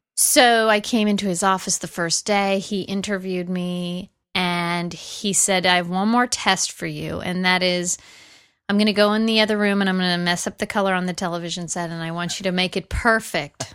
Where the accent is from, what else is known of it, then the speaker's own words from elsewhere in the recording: Los Angeles, California, United States; I grew up in the San Fernando Valley. I'm a Valley girl.